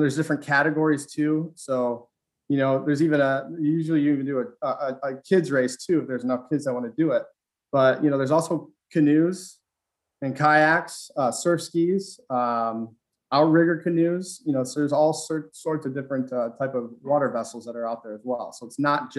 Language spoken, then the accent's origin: English; Au Gres, Michigan, United States; growing up in Augre, you know, paddle around Tawas, Augre